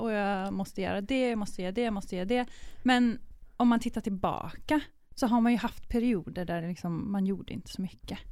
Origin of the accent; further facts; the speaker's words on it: Sweden; moved away as an adult; now in Amsterdam, Netherlands; jag är svensk, så jag låter lite, kanske lite annorlunda